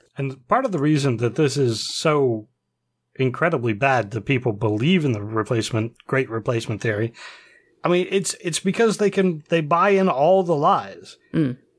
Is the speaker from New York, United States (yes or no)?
no; Pennsylvania, United States; we're from Pennsylvania